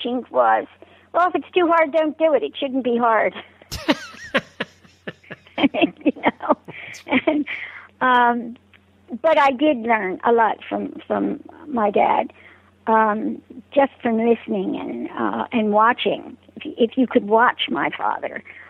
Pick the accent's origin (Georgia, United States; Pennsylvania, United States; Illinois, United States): Pennsylvania, United States; Philadelphia; moved away as an adult; also born or lived in Springfield, Pennsylvania; now in Unionville, United States; I was born and raised in Philadelphia, Pennsylvania, in the city of Philadelphia